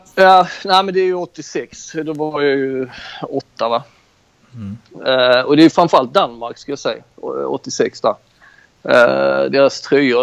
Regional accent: Skåne, Sweden; moved away as an adult; now in Greece; jag är ju också från Skåne

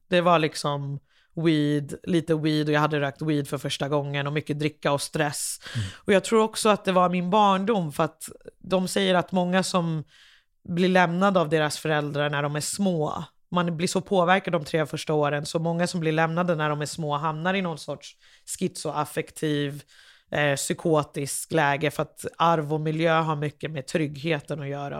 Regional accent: Liberia; now in Sweden; jag kommer från Liberia

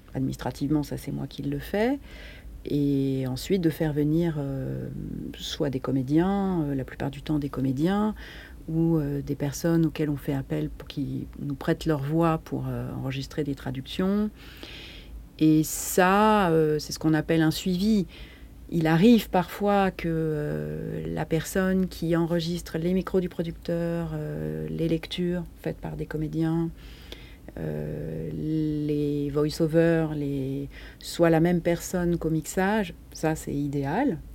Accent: Paris, Île-de-France, France; je suis parisienne

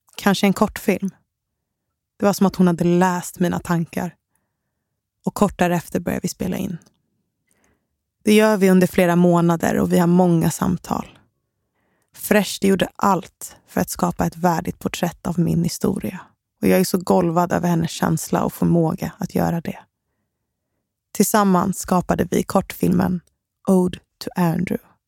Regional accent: Stockholm, Stockholm County, Sweden; Enskededalen i Stockholm. Det var där jag växte upp

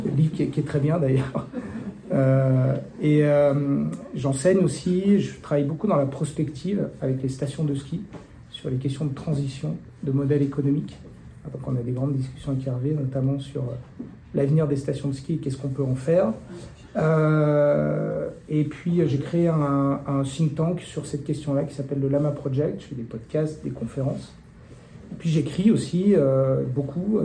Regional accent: Tarentaise, vallée des Belleville, Auvergne-Rhône-Alpes, France; now in Annecy, France; j'ai grandi en Tarentaise, dans la vallée des Belles-Villes

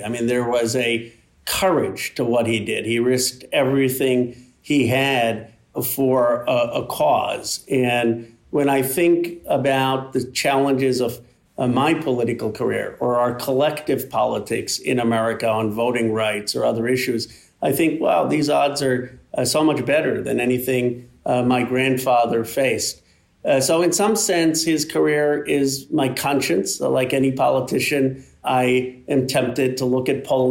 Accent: Philadelphia, Pennsylvania, United States; moved away as an adult; now in California, United States; I was born in Philadelphia in 1976. My parents are still there

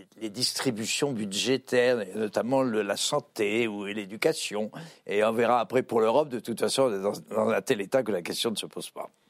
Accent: France; on est français

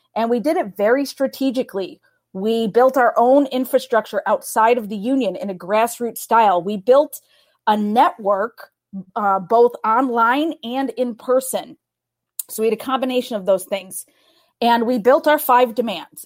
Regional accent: Chicago, Illinois, United States; moved away as an adult; now in Arizona, United States; I'm from Chicago.

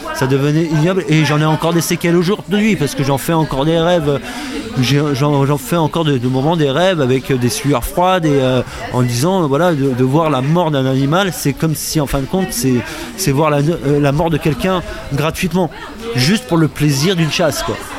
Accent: Picardy, Hauts-de-France, France; enfant picard c'est pour ça que j'en parle au président parce qu'on est de la même région on est de Picardie tous les deux

